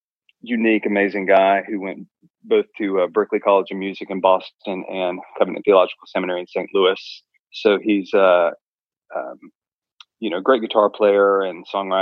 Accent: Chile; So I grew up in Chile for a lot of my formative years.

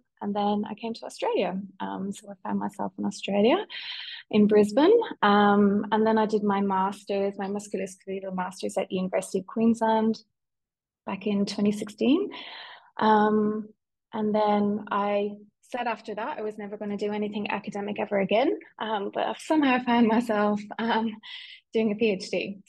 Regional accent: Ireland; accent: Irish; also born or lived in London; So you might know from my accent, although my family would argue that I don't sound Irish anymore, but I'm Irish. So I grew up in Ireland

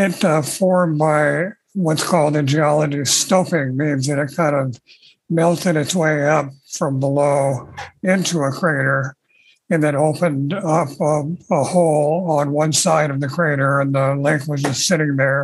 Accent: Oahu, Hawaii, United States; I was born and raised in Hawaii

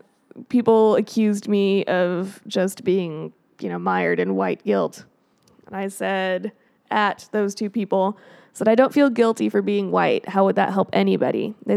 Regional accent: Colorado, United States; Well, like, I'm from Colorado.

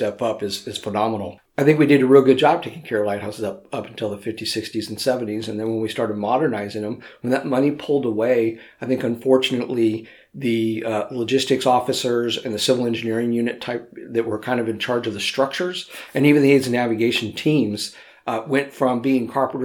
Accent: Southern California, United States; I grew up in Southern California

